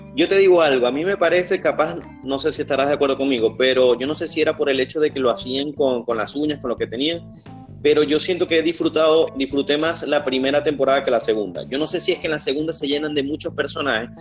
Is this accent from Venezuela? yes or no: yes; Venezuela; yo soy venezolano.